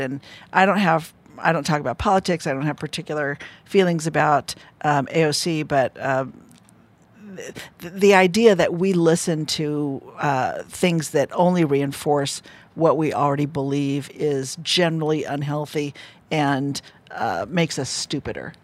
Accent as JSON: {"language": "English", "town": "Fresno", "region": "California", "country": "United States", "said": "I'm from Fresno, California."}